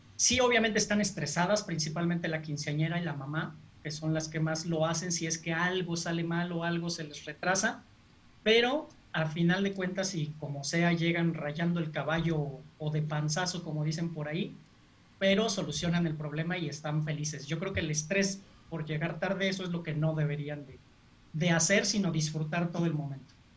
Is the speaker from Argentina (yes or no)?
no; Mexico; nosotros que somos mexicanos